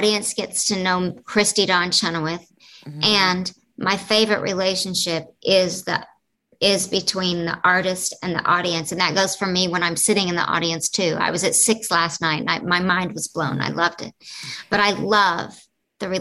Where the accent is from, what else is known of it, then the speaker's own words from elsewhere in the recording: the Bible Belt, United States; I grew up in the Bible Belt.